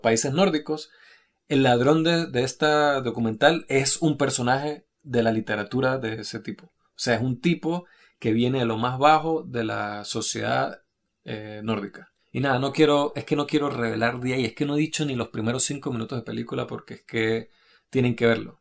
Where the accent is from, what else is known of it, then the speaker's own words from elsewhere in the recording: Venezuelan Andes, Venezuela; also born or lived in Norway; now in Madrid, Spain; nosotros que no solo que somos venezolanos, sino que somos de, la, de los Andes venezolanos